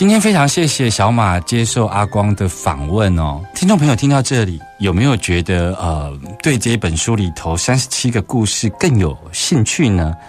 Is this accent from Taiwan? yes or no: yes; Taiwan; 像我们去外国旅行，尤其去比较像非洲啊什么的，他们对我们的好奇跟友善，我觉得跟我们台湾人对外国人直接信任那个不太一样。